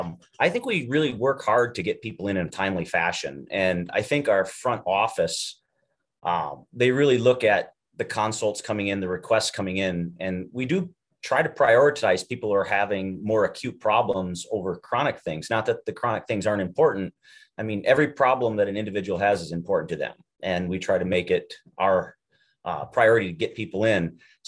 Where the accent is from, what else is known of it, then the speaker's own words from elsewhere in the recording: Iowa, United States; We came from Iowa and did all of our education there.